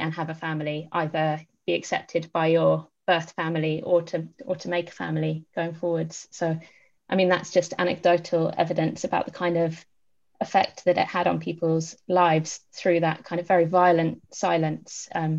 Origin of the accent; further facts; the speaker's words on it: Haringey, London, United Kingdom; Section 28 was passed just days before my birth in 1988. I grew up in Haringey